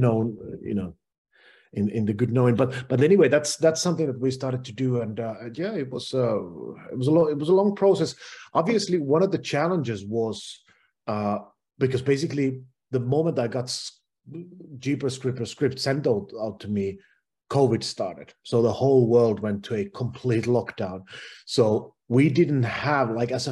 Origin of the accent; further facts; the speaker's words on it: Finland; where I'm from Finland